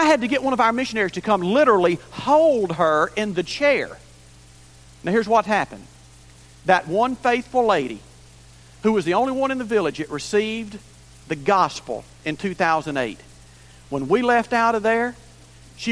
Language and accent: English; Cururupu, Maranhão, Brazil; moved away; I was in my hometown of Cururupu, Maranhão, Brazil